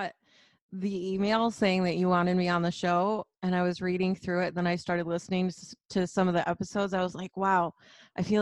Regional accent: Flint, Michigan, United States; I grew up very humbly. I grew up in Flint, Michigan, and super blue collar background

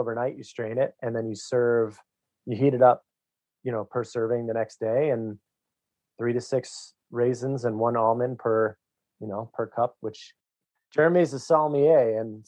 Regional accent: New England, United States; I'm from New England

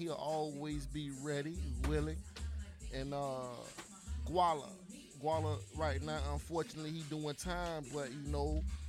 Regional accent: St. Petersburg, Florida, United States; No, I ain't from Clearwater. I'm from St. Pete.

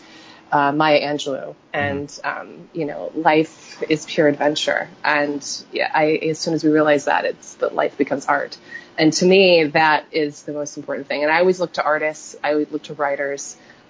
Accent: Silicon Valley, the Bay Area, California, United States; growing up in Silicon Valley, the Bay Area

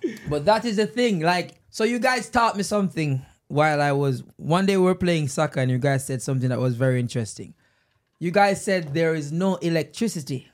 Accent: Jamaica; now in United States; I am from Jamaica

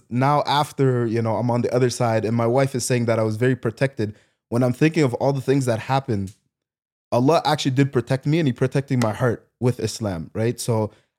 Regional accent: Ontario, Canada; also born or lived in Haiti (ancestry); My parents are from Haiti. Haiti, okay. Yeah. I was born here

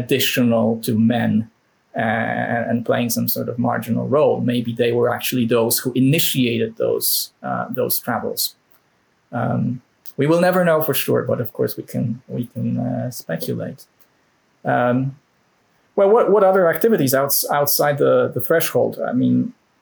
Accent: Poland; English is a second language; moved away as an adult; now in Denmark; I'm Polish and I come from that part of the world

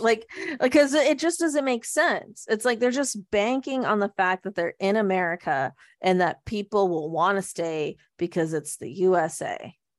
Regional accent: Canada; we're Canadian

